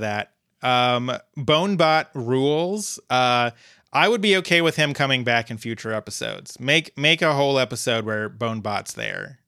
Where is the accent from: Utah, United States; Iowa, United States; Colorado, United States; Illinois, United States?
Colorado, United States; Fort Collins; Fort Collins, Colorado, my hometown